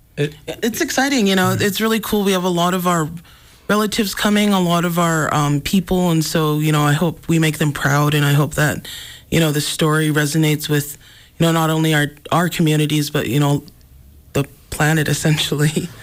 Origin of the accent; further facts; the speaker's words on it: Browning, Montana, United States; I come from the Blackfeet community. I was born and raised in, in Browning